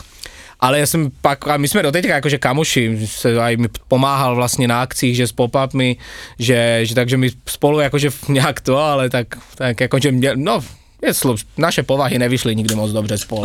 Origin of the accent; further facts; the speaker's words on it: Brno, South Moravian Region, Czechia; moved away as an adult; now in Bratislava, Slovakia; Asi 30 km od Brna z také malé vesničky, ale taková moje domovina je Brno